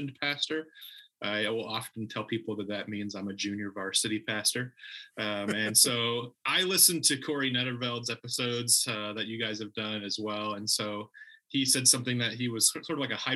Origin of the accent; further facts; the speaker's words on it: Kingsburg, California, United States; moved away as an adult; also born or lived in Orlando, Florida; my hometown of Kingsburg, California, which is just a little bit south of Fresno